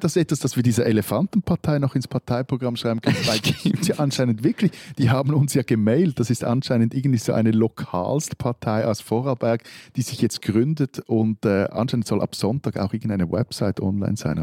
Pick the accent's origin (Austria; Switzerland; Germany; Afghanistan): Switzerland; ich würde mit einem anderen Schweizer Hochdeutsch sprechen